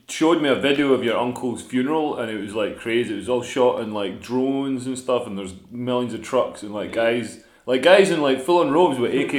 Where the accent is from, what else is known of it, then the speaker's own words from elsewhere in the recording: Scotland, United Kingdom; I'm from Scotland.